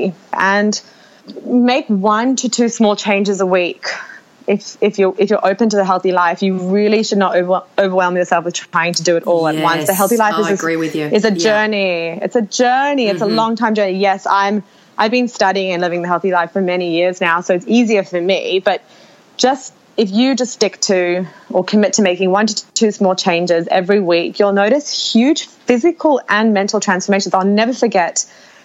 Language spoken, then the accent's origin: English; Australia; As Australian women